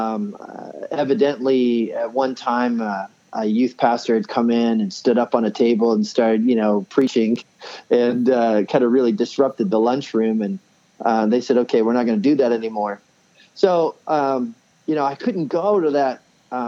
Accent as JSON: {"language": "English", "town": "Woodstock", "region": "New Brunswick", "country": "Canada", "tie": "born or raised there", "also_born_or_lived": "Indiana", "moved": "as an adult", "said": "I ended up leaving my hometown up in Woodstock, New Brunswick, Canada"}